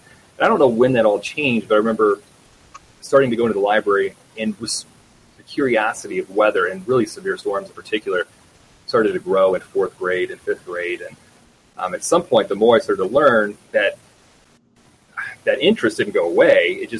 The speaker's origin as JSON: {"language": "English", "region": "Great Lakes", "country": "United States", "tie": "born or raised there", "said": "Yeah, so I grew up around the Great Lakes area"}